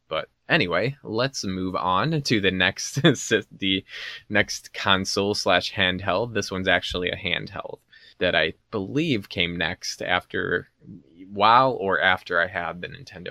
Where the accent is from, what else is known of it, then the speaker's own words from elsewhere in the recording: Chicago, Illinois, United States; growing up around Chicago and in the nineties